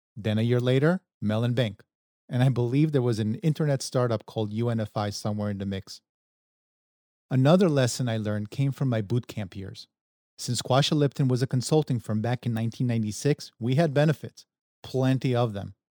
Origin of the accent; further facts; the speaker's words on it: New York City, New York, United States; our childhood growing up in Queens, New York